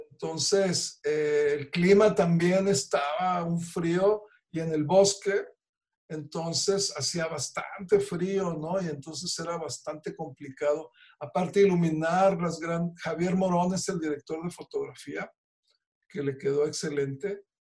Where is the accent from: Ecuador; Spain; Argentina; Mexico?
Mexico